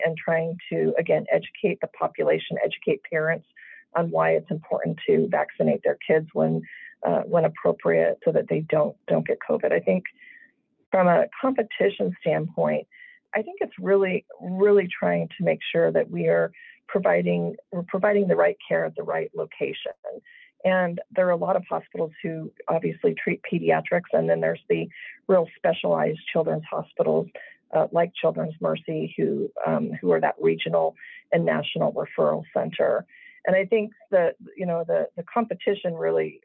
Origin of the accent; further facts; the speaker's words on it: Las Vegas, Nevada, United States; moved away; I grew up in Las Vegas in a household of teachers